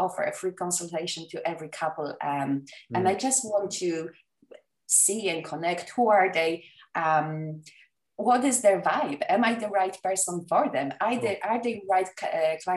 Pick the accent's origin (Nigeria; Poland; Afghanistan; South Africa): Poland; English is a second language; moved away; I was born and raised in Poland. English is not my first language